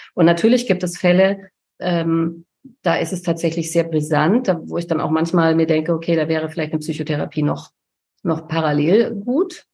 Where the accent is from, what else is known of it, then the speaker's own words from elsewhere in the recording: Allgäu, Bavaria, Germany; moved away; ins Dorf komme, da ins Allgäu, wo ich herkomme, wo meine Eltern leben